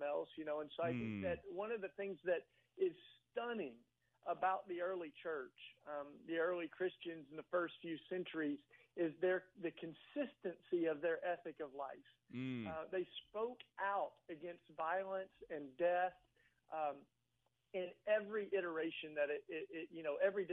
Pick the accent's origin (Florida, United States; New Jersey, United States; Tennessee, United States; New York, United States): Tennessee, United States; East; now in Philadelphia, United States; I grew up in East Tennessee